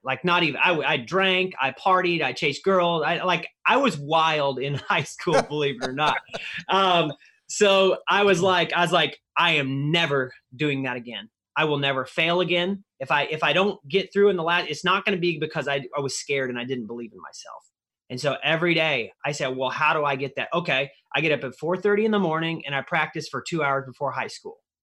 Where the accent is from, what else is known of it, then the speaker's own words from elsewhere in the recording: Missouri, United States; where I grew up in Missouri